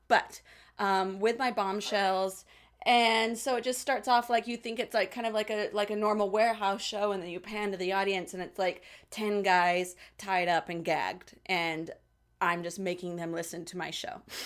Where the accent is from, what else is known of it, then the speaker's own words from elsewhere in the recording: Salt Lake City, Utah, United States; moved away as an adult; also born or lived in Hollywood; now in Los Angeles, United States; the great town of Salt Lake City, Utah